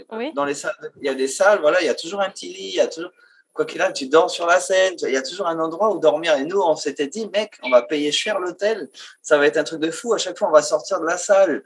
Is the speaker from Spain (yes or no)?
no; New Caledonia; chez nous, en Calédonie